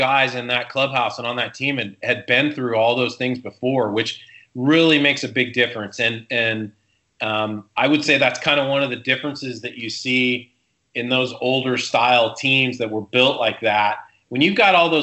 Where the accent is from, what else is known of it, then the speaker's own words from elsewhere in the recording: Seattle, Washington, United States; also born or lived in Southern California; now in Louisville, United States; I grew up in Seattle and was a huge Mariners fan growing up